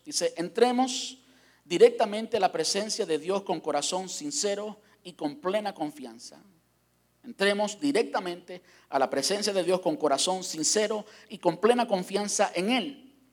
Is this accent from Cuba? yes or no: yes; Cuba; moved away; salí de Cuba